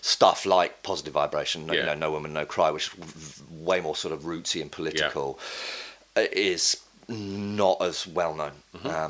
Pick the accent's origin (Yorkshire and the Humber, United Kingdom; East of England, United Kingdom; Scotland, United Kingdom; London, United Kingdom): East of England, United Kingdom; Bishop's Stortford; also born or lived in Basildon; I was born in the north, actually, because my dad's from Newcastle, but I grew up in Bishop Stortford